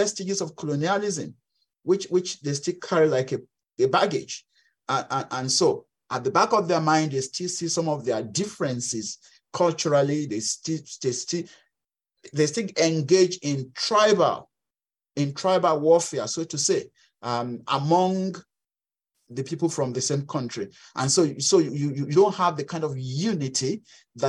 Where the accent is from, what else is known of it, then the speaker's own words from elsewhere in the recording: Western Nigeria, Nigeria; English is a second language; moved away as an adult; now in Canada; in Western Nigeria, where I grew up